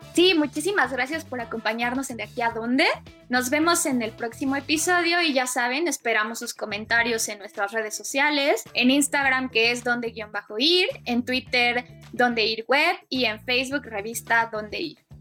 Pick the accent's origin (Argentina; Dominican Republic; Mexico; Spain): Mexico; muchísimas chavitas y chavitos mexicanos que lo vimos en los 90